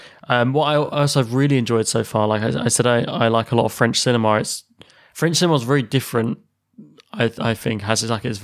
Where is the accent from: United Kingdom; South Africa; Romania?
United Kingdom; England; we're idiot English people.